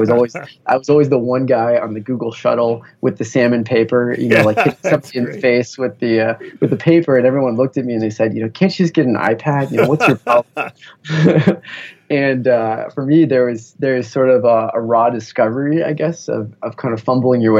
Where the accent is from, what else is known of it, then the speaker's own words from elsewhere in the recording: Bay Area, California, United States; growing up in the Bay Area in kind of the heart of Silicon Valley